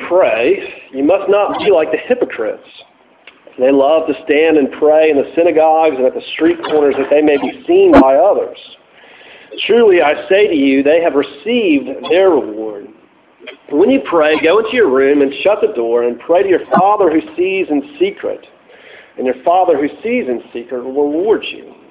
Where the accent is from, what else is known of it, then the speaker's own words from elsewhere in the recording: New Jersey, United States; growing up in New Jersey